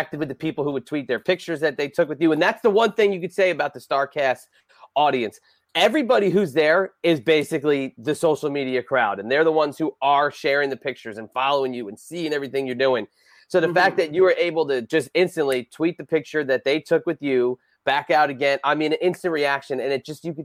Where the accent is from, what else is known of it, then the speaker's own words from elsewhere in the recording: New Jersey, United States; also born or lived in Florida; now in Virginia, United States; I'm from Jersey, even though I live in Florida, I live in Virginia